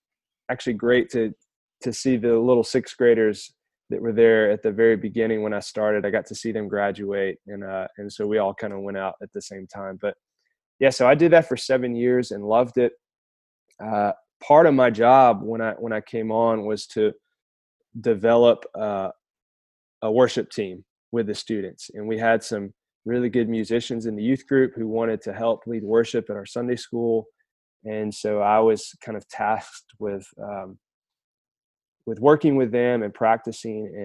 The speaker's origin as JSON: {"language": "English", "area": "Muscle Shoals area", "region": "Alabama", "country": "United States", "tie": "born or raised there", "said": "I'm from Alabama originally. Grew up in a small town in the Muscle Shoals area"}